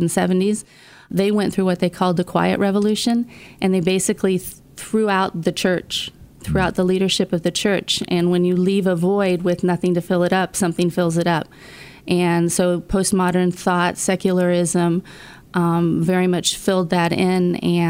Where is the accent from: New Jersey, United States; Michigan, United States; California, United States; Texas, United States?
Michigan, United States; Midland; We're from Midland, smack dab in the center.